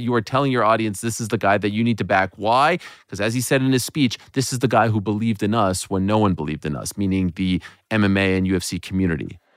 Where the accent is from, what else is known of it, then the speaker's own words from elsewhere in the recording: Montreal, Quebec, Canada; my hometown of Montreal